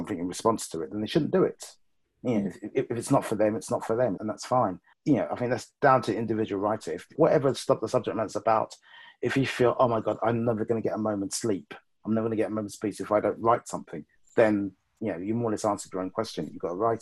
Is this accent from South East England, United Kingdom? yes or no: no; London, United Kingdom; I grew up in West London all my life.